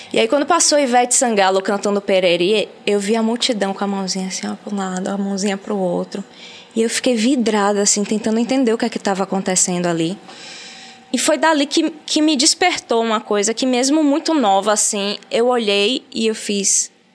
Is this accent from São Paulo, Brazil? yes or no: no; Aracaju, Sergipe, Brazil; now in Salvador, Brazil; Eu nasci em Salvador, mas fui morar em Aracaju muito nova. Com quatro anos de idade, eu já estava em Aracaju